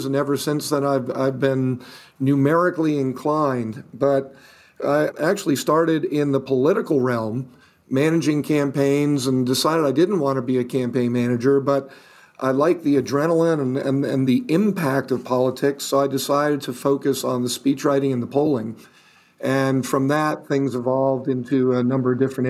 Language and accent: English; New York City, New York, United States; I was born in Manhattan